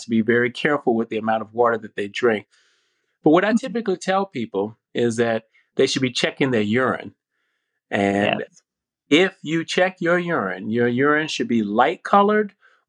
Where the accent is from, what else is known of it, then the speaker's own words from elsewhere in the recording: North Carolina, United States; I grew up in North Carolina. I call it North Cackalacky.